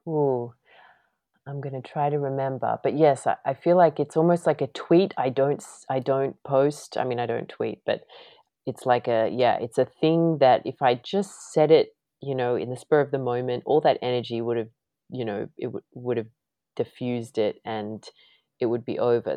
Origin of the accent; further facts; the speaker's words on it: Australia; moved away as an adult; now in United States; being Australian